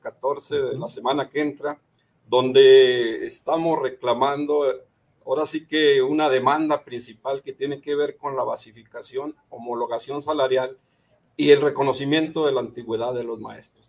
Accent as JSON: {"language": "Spanish", "town": "Gómez Palacio", "region": "Durango", "country": "Mexico", "said": "soy de acá de Gómez Palacio, de la comarca de la Linera"}